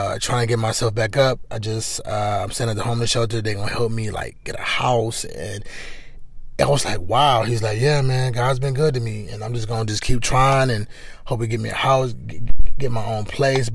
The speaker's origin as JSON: {"language": "English", "town": "Cleveland", "region": "Ohio", "country": "United States", "said": "I'm from Cleveland"}